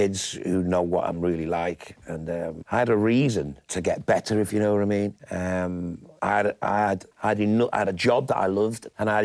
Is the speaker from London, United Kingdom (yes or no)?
no; Liverpool, North West England, United Kingdom; accent: Scouse; moved away; I grew up in Caddy Farm and Wavertree